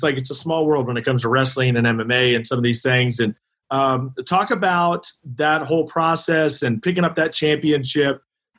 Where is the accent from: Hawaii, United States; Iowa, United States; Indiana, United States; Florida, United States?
Iowa, United States; Northwest; I grew up in Northwest Iowa.